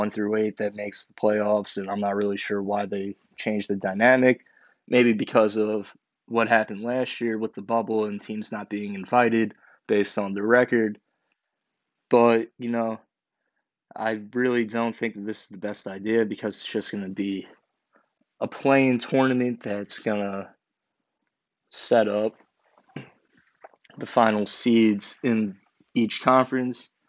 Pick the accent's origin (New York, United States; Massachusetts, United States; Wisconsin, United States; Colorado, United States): New York, United States; being a New Yorker